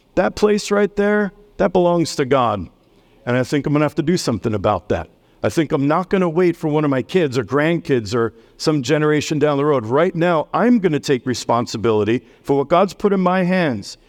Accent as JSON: {"language": "English", "town": "New York City", "region": "New York", "country": "United States", "moved": "yes", "lives_now": "Millersburg, United States", "said": "I'm from New York City."}